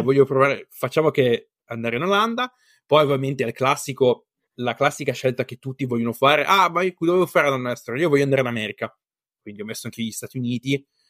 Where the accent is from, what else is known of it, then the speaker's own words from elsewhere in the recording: Bassa Vercellese, Piedmont, Italy; moved away as an adult; now in Finland; io sono della bassa Vercellese